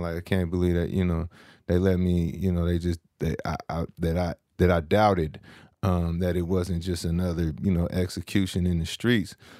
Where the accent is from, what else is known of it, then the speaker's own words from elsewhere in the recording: San Francisco, California, United States; I'm from San Francisco, California.